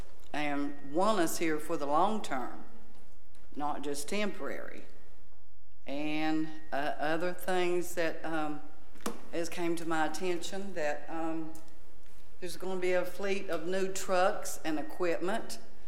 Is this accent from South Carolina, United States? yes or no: yes; Charleston, South Carolina, United States; because my husband and I came from Charleston, South Carolina. We moved here.